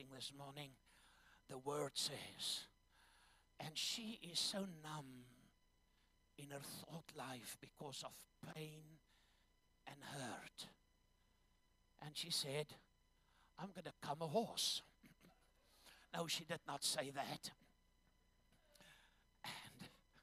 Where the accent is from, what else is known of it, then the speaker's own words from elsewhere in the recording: Zambia; I was born in Zambia.